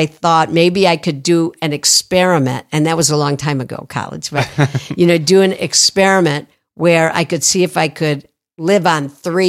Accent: Toledo, Ohio, United States; Toledo, Ohio.

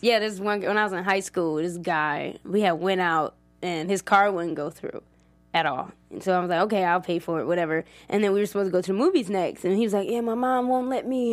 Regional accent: Maple Heights, Ohio, United States; moved away as an adult; also born or lived in Cleveland; now in Los Angeles, United States; I grew up in Maple Heights

